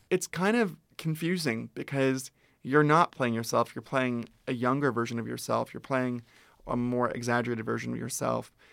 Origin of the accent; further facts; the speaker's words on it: Ventura, California, United States; I grew up in Ventura, which is an hour north of here.